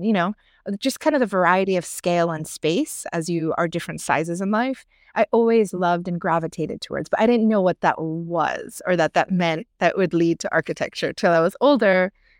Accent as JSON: {"language": "English", "area": "outside Philadelphia", "region": "Pennsylvania", "country": "United States", "tie": "born or raised there", "moved": "as an adult", "lives_now": "New York, United States", "said": "I was born and raised outside Philly and then mostly East Coast. And then New York, I really moved to after undergrad."}